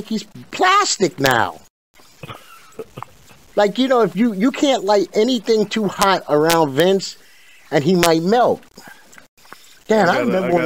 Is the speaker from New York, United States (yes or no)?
yes; New York, United States; also born or lived in Houston; I come from New York